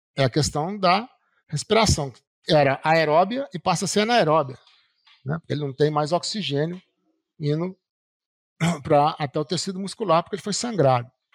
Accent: Rio de Janeiro, Brazil; moved away; also born or lived in Juiz de Fora; Eu nasci carioca, mas a minha família é toda mineira.

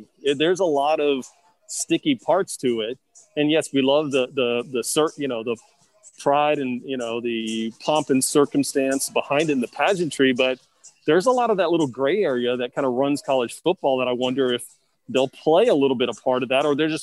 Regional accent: Baton Rouge, Louisiana, United States; I'm from Baton Rouge, Louisiana

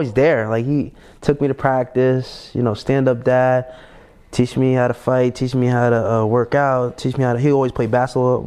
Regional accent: Jersey City, New Jersey, United States; also born or lived in Pennsylvania; now in Atlanta, United States; I was born and raised in Jersey City, New Jersey. I grew up there my whole life

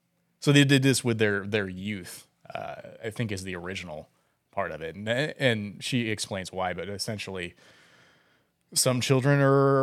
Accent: Oklahoma, United States; we're from Oklahoma, and I went to a very conservative Bible college.

